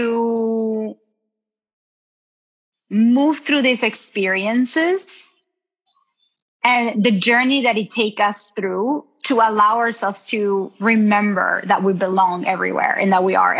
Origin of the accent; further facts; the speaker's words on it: Colombia; I'm from Colombia